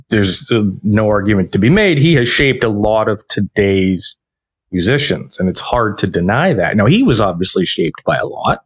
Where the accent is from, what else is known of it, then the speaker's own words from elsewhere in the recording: London, Ontario, Canada; where I grew up in London, Ontario